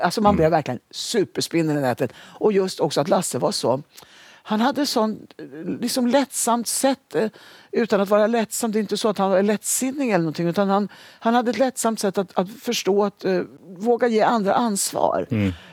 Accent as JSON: {"language": "Swedish", "town": "Sundsvall", "region": "Västernorrland County", "country": "Sweden", "tie": "born or raised there", "moved": "as an adult", "lives_now": "Stockholm, Sweden", "said": "Jag hade flyttat ner till Stockholm från Sundsvall där jag hade, gått, eh, jag hade bott under uppväxten"}